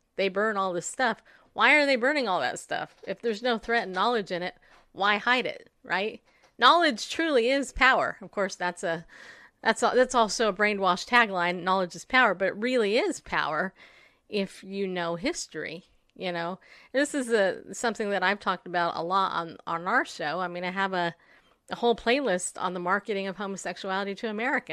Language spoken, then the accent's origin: English; United States; as an American, when I was in school, I was taught the Pledge of Allegiance